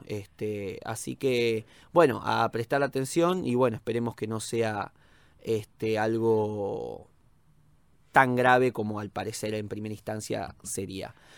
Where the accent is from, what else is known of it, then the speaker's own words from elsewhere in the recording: Argentina; como argentino